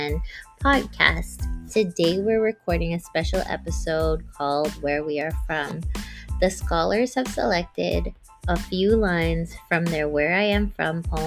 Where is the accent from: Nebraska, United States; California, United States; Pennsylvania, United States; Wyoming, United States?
California, United States; Rowland Heights; I am from that beige house in the cul-de-sac in Roland Heights that looks like all the other houses on the block in our little suburban town